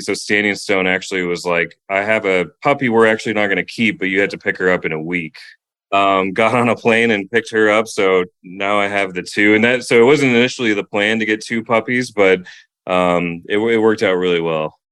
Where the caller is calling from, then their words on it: Phoenix, Arizona, United States; I'm calling from Phoenix, Arizona